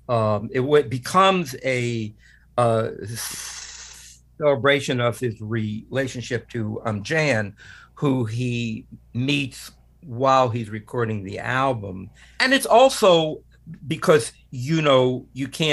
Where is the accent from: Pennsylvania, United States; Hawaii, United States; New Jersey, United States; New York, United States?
New Jersey, United States; Newark; as a kid, growing up in Newark, New Jersey